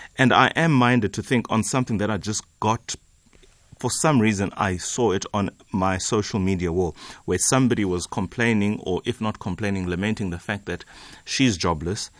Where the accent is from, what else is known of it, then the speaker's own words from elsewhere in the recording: Eastern Cape, South Africa; I come from the Eastern Cape